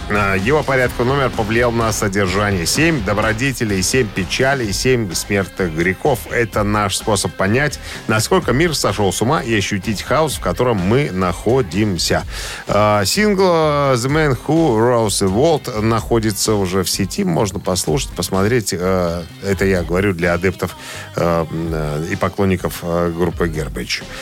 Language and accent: Russian; Belarus; Мы, белорусы, просто выросли на немецких доку... на, на, на, на немецкой документальщине.